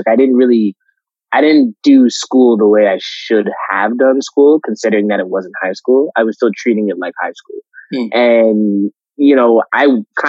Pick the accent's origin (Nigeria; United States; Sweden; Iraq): Nigeria; And us being Nigerian, you guys being Nigerian